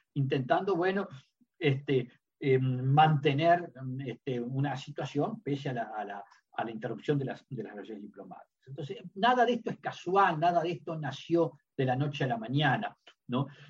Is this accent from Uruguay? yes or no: yes; Uruguay; dos diplomáticos uruguayos